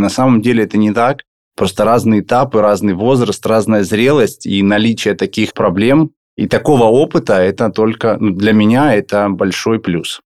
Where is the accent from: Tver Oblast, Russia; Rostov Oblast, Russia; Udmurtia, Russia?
Rostov Oblast, Russia; Volgodonsk; я родился в городе Волгодонске